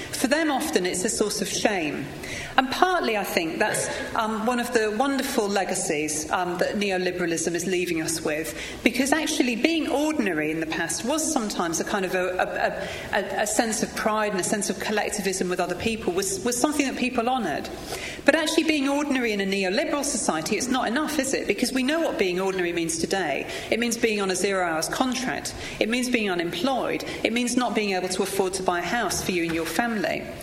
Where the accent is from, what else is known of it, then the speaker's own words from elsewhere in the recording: Newcastle upon Tyne, North East England, United Kingdom; I grew up in Newcastle upon Tyne, I know you wouldn't think it from the accent, and I went to a very big, very ordinary comprehensive school